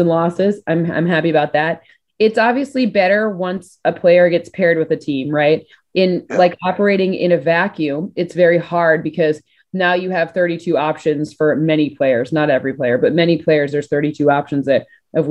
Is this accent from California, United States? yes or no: no; Michigan, United States; I'm from Michigan